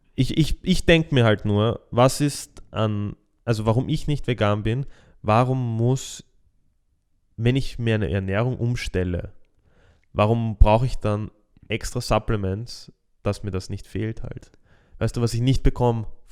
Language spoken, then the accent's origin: German; Austria; bei uns in Österreich